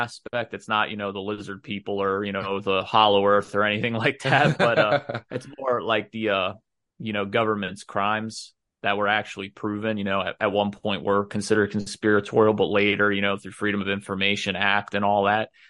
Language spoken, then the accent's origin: English; Florida, United States; So I'm from Florida